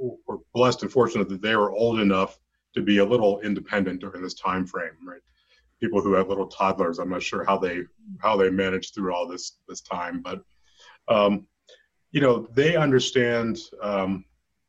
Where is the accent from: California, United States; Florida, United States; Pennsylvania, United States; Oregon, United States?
Pennsylvania, United States; Western; now in Colorado, United States; I grew up in Western Pennsylvania in the 70s